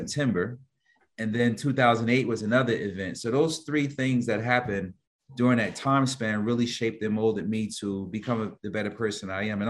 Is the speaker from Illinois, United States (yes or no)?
no; Newark, New Jersey, United States; I'm from Newark, New Jersey, which you're familiar where the airport is at, one of the major hubs. But it's when I grew up in the 80s, it was a bad area